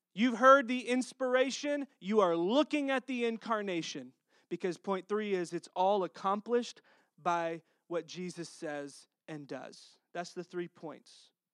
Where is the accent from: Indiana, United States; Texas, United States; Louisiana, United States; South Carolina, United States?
Texas, United States; accent: Texas; my Texas accent